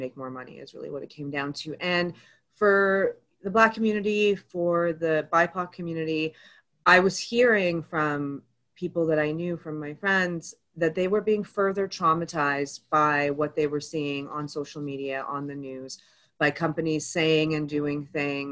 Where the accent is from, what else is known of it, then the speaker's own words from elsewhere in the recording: Toronto, Ontario, Canada; also born or lived in Egypt (ancestry); I was born to Egyptian immigrant parents here in Canada. I grew up mostly in Scarborough